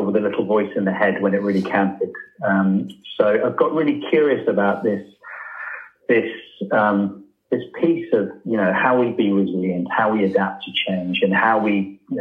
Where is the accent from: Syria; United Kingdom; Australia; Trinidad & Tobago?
United Kingdom; From the UK